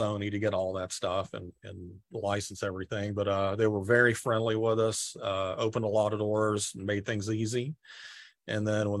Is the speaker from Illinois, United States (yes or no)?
no; Marietta, Georgia, United States; moved away as an adult; also born or lived in Spain / Lilburn, Georgia / San Rafael, California; now in Southern California, United States; I grew up in Marietta. First, I was born in Spain, believe it or not.